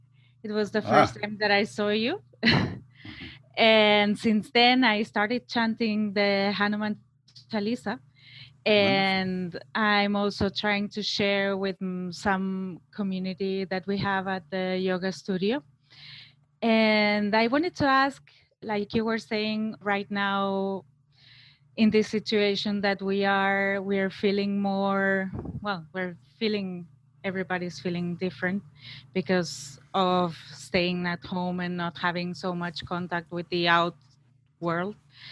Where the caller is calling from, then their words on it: Barcelona, Catalonia, Spain; English is a second language; I'm talking from Barcelona.